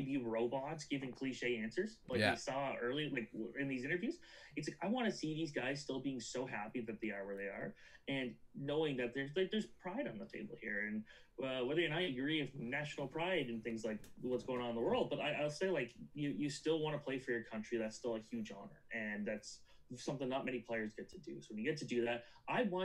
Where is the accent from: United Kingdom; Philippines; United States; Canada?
Canada; I'm a Canadian